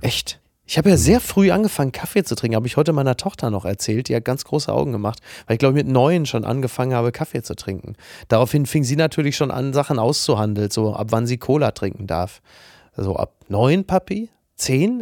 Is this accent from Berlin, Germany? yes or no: no; Castrop-Rauxel, North Rhine-Westphalia, Germany; in meiner Heimatstadt Kassel-Brauxel